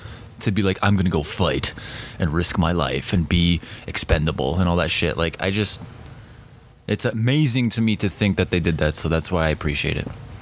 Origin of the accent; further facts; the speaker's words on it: Winnipeg, Manitoba, Canada; I'm from Winnipeg, Manitoba